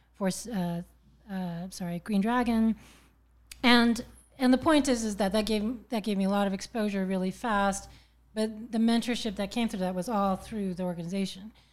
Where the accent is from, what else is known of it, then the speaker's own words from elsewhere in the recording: Berkeley, California, United States; also born or lived in New York / San Francisco; Originally born in Berkeley, California